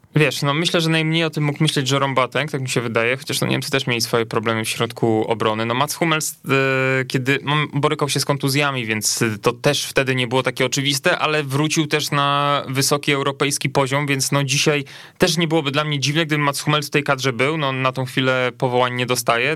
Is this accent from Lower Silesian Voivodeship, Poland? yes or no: no; Lubusz Voivodeship, Poland; pochodzi z moich stron, niewielu jest tych reprezentantów z województwa lubuskiego, Słubice